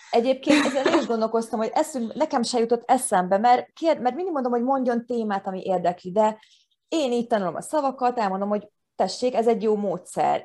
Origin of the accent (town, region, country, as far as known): Hungary